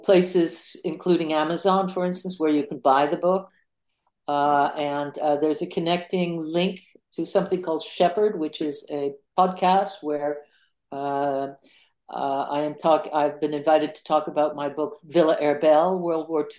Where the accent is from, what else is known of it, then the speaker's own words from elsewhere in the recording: Canada; I'm a Canadian